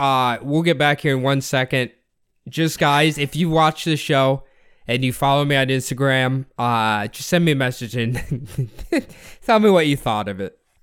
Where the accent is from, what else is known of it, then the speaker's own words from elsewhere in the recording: United States; as an American